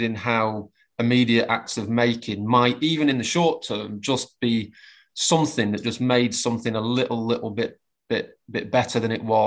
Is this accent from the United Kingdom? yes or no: yes; Preston, North West England, United Kingdom; my hometown of Preston